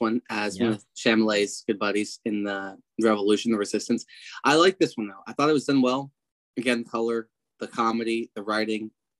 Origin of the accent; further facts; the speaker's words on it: United States; as an American